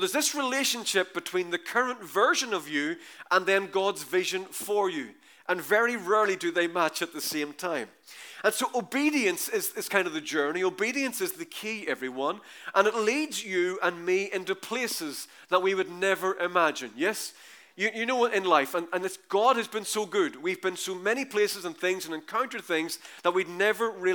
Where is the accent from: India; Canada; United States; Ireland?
Ireland; We're Irish